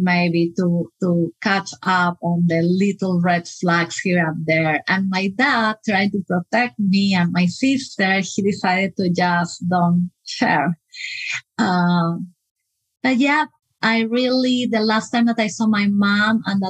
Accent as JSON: {"language": "English", "country": "Peru", "moved": "as an adult", "lives_now": "United States", "said": "I am from Peru, so my parents are still in Peru, and I moved to the US just 11 years ago"}